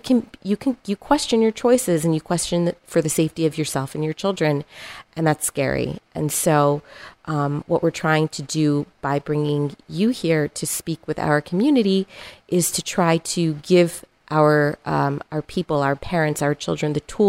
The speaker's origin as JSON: {"language": "English", "town": "Miami", "region": "Florida", "country": "United States", "moved": "as an adult", "lives_now": "Atlanta, United States", "said": "I'm originally from Miami"}